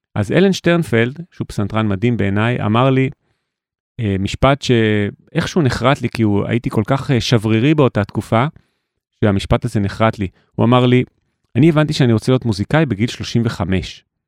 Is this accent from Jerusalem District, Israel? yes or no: yes; Jerusalem, Jerusalem District, Israel; וגדלתי בשכונת רמות בירושלים